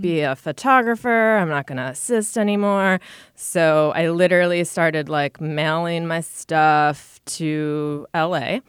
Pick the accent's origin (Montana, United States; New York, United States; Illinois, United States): New York, United States; Rochester; moved away as an adult; also born or lived in Buffalo / Connecticut; now in New York City, United States; I grew up in Rochester